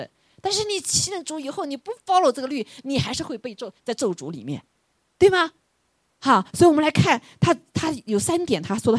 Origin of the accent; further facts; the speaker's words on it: China; 感谢主神又教到我们中国人有一个很有智慧的字